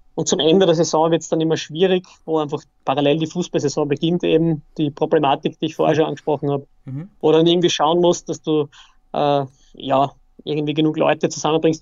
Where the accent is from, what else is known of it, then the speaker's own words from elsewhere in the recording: Austria; Bei uns in Österreich